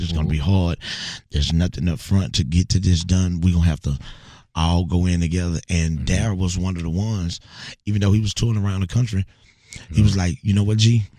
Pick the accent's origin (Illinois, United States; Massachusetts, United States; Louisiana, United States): Louisiana, United States; Bogalusa; moved away as an adult; also born or lived in Lafayette, Louisiana; now in Houston, United States; I am originally from Bogalusa, Louisiana, right outside of New Orleans.